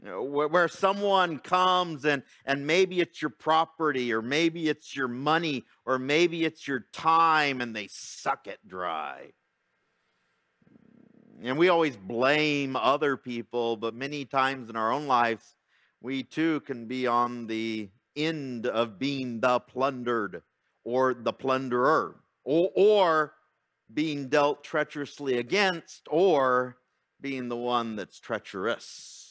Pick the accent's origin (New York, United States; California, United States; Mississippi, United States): California, United States; Fontana; I remember growing up in Fontana, and we had these, you know, beautiful tomato plants.